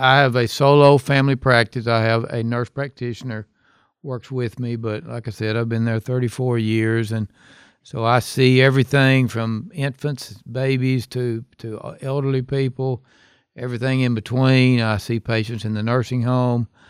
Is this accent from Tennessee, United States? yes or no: yes; Hohenwald, Tennessee, United States; also born or lived in Memphis, Tennessee; I'm from Hohenwald, which is a small town. That's my hometown.